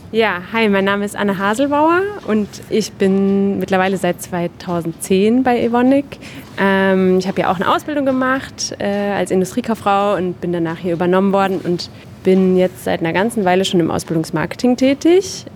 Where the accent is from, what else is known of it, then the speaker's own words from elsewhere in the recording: Groß-Bieberau, Hesse, Germany; now in Darmstadt, Germany; ich komme ursprünglich aus Großbiberau, ist ein relativ kleiner Ort hier äh, in der Gegend